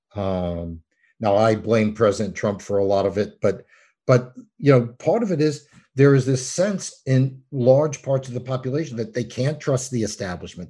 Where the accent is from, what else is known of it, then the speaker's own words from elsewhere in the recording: New York, United States; I'm from New York